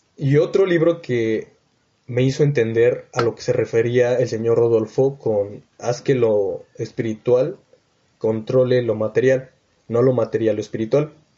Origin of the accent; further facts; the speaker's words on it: Mexico City, Mexico; moved away; also born or lived in Texcoco, State of Mexico; yo vengo de la Ciudad de México y actualmente estoy viviendo en Texcoco, en el Estado de México.